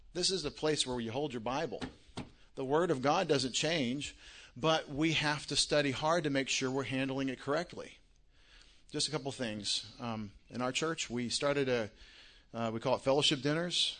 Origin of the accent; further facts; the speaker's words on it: Longview, Texas, United States; moved away as an adult; now in Connecticut, United States; I'm from Longview, Texas. Don't, don't think I'm from Connecticut. I, I live in Connecticut